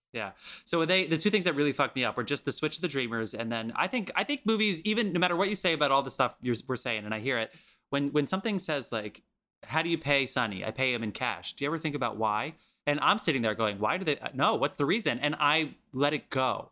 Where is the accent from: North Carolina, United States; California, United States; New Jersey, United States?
New Jersey, United States; I'm from New Jersey.